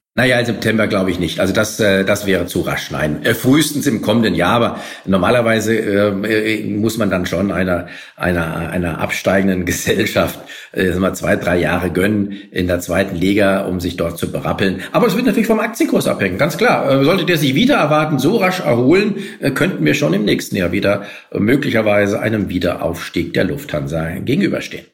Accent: Frankfurt am Main, Hesse, Germany; ich bin selbst ähm, äh, als Frankfurter

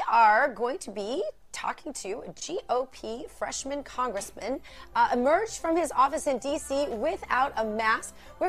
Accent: Missouri, United States; Republican Senator Roy Blunt from my home state of Missouri

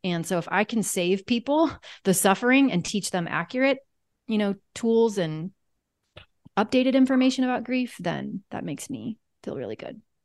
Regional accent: Kansas, United States; I'm from Kansas

